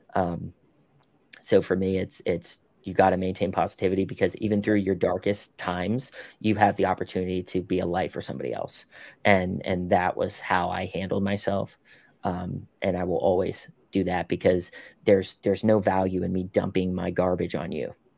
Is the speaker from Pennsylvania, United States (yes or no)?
yes; Pittsburgh, Pennsylvania, United States; I'm from Pittsburgh